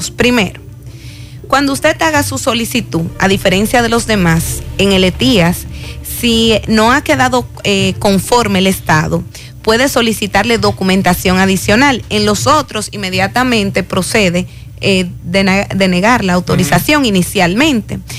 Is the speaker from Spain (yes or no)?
no; Dominican Republic; Es decir, voy porque resulta que solicité como dominicano